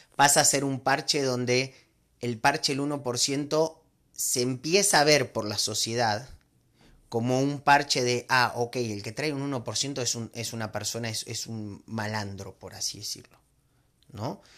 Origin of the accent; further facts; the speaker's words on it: Argentina; moved away as an adult; now in Mexico; yo soy argentino, vivo hace 15 años en México